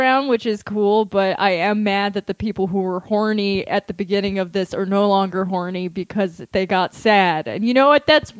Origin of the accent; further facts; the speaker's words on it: Long Island, New York, United States; I am from Long Island